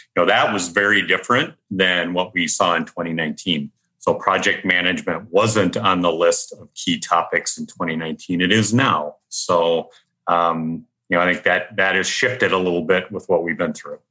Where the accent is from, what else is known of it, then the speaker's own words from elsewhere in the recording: Minnesota, United States; born and raised in Minnesota.